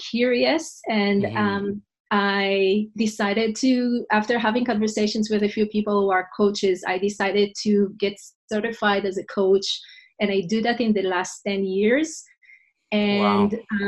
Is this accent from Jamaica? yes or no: no; Israel; English is a second language; moved away as an adult; now in New York City, United States; I'm originally from Israel. And 14 years ago, my husband and I moved with two little kids from Israel to New York City